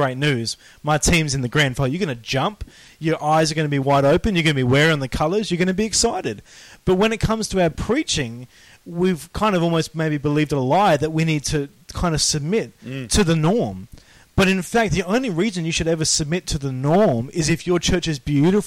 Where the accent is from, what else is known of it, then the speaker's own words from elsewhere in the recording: Australia; we're Australian